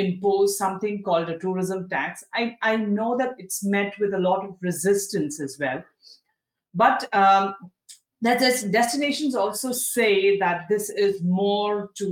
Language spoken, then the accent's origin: English; Darjeeling, West Bengal, India; I come from Darjeeling, and I know that I've seen how you know, there's been a surge in tourism traffic post COVID in Darjeeling, and for the first time in my life, I've experienced traffic jams in Darjeeling